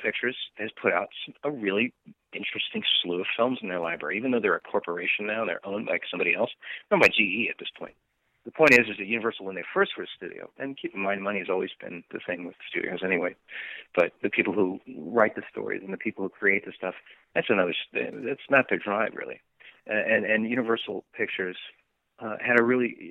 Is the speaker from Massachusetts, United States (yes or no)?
no; Bellevue, Washington, United States; moved away; also born or lived in Issaquah / Redmond; I'm from the Northwest. I'm from the Seattle area. I grew up in Bellevue, Issaquah, and Redmond area, primarily